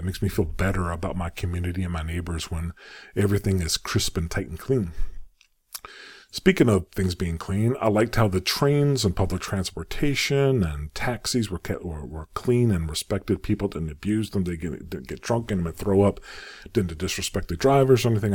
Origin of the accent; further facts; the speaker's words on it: United States; also born or lived in Saudi Arabia; I'm an American